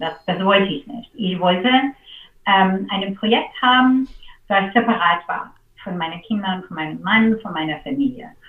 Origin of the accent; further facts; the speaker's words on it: Seattle, Washington, United States; German is a second language; moved away as an adult; now in Berlin, Germany; ich bin in Seattle geboren und ich bin aufgewachsen ähm, auf einem Insel in Lake Washington